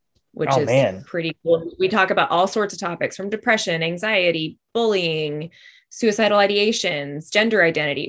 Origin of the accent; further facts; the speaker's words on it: Alabama, United States; also born or lived in Los Angeles / Vancouver; now in Atlanta, United States; I'm from Alabama.